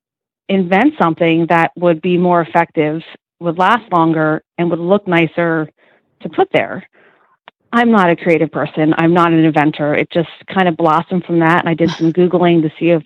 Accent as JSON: {"language": "English", "town": "Zionsville", "region": "Pennsylvania", "country": "United States", "said": "I am from the thriving metropolis of Zionsville, Pennsylvania"}